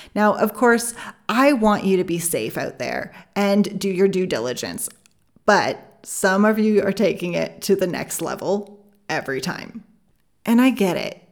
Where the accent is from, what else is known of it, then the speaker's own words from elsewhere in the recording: Canada; I'm Canadian